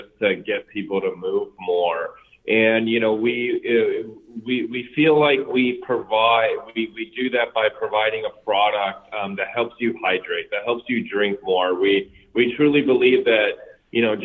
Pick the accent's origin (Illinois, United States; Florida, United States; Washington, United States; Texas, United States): Illinois, United States; Glenview; also born or lived in North Bergen, New Jersey; I grew up in Glenview, which is about 10, 15 miles north of the city. Moved there when I was about 10 years old.